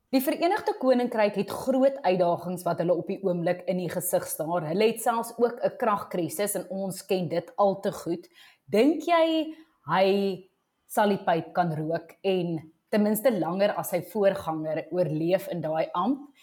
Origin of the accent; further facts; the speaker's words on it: South Africa; ons as Suid-Afrikaners